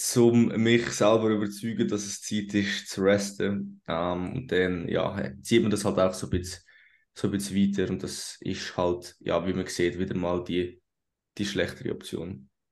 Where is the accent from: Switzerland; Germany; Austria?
Switzerland; first language Swiss German; German is a second language; unsere Muttersprache Schweizerdeutsch